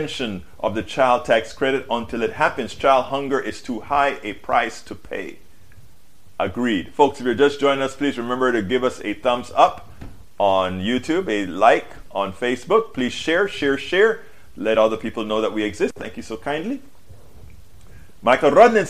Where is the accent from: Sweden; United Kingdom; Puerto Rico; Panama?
Panama; now in United States; I'm from Panama, a third world country